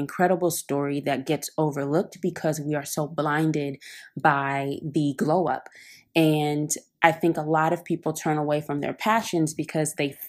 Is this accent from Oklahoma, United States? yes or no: no; Oakland, California, United States; now in Brooklyn, United States; I'm from Oakland, California. I am currently living in Brooklyn, New York